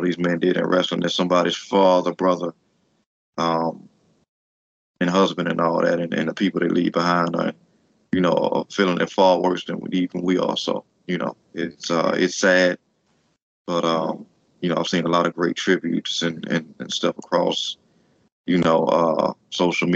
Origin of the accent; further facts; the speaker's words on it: United States; as an American fan